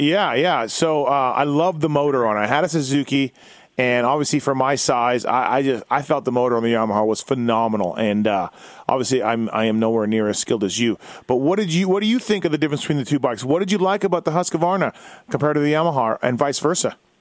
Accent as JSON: {"language": "English", "region": "Manitoba", "country": "Canada", "tie": "born or raised there", "said": "I'm from Manitoba"}